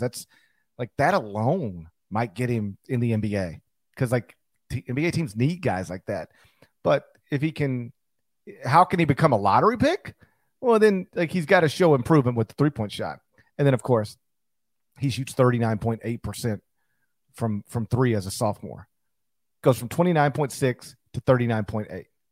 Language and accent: English; Memphis, Tennessee, United States; my hometown